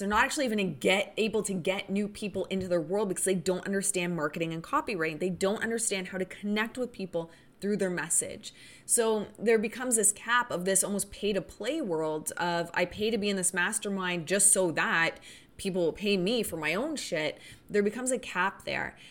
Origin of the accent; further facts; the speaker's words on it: Canada; I'm Canadian